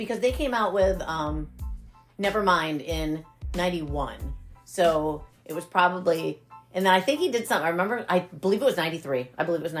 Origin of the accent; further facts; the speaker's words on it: New York, United States; moved away; I'm a New Yorker.